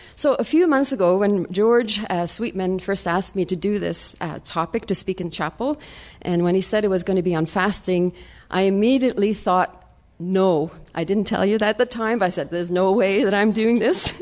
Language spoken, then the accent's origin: English; Sweden; moved away; I'm from Sweden